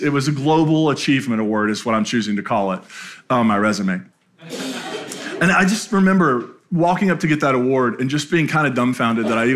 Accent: Appalachia, United States; moved away; my hometown in Appalachia

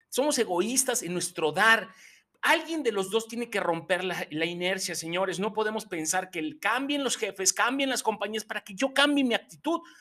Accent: Mexico

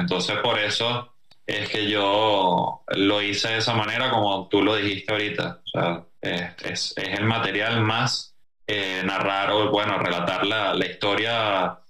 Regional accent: Venezuela; moved away as an adult; ahí nos venimos por tierra desde Venezuela hasta acá

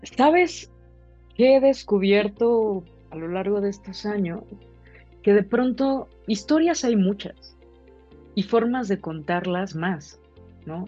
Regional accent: Mexico; nosotros como mexicanas, como mexicanos, tenemos diferentes historias de vida

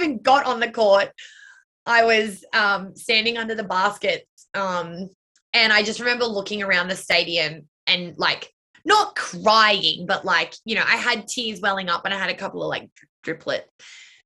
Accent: Blue Mountains, New South Wales, Australia; the studio that her and I grew up dancing in the Blue Mountains

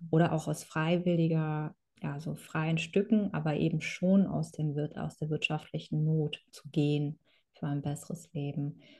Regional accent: Kazakhstan; now in Germany; Also ich komme ursprünglich aus Kasachstan und meine Vorfahren sind äh, ursprünglich aus Deutsch, sind dann nach Russland gegangen oder eingeladen worden von Katharina der Großen. So haben meine Eltern sich in Kasachstan sind sie sich begegnet.

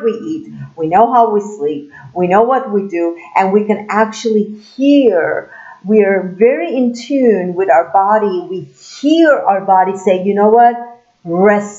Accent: Turkey; I'm from Turkey

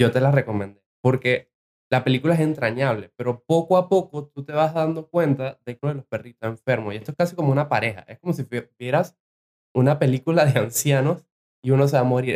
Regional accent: Venezuela; moved away; Vengo de Venezuela

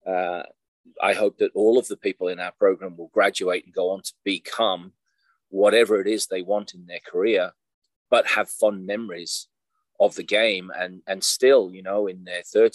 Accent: Australia; also born or lived in England; now in Iowa, United States; We emigrated to Australia in 1975. I was almost 10-year-old

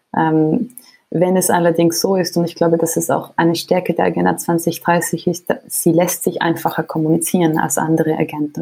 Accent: Switzerland; als Schweizerin

